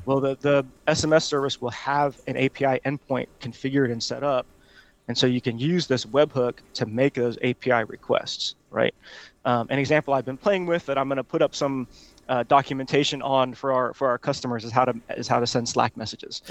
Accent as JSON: {"language": "English", "town": "Honolulu", "region": "Hawaii", "country": "United States", "also_born_or_lived": "Auburn, Alabama", "moved": "yes", "lives_now": "Atlanta, United States", "said": "I'm from Honolulu, Hawaii"}